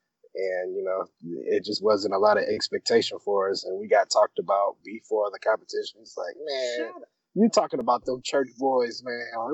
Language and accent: English; Muncie, Indiana, United States; moved away as an adult; now in Indianapolis, United States; I'm originally from Muncie. Born and raised in Muncie.